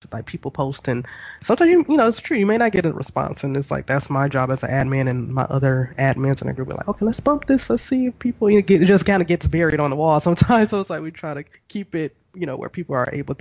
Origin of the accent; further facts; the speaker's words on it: United States; moved away; we're both from the States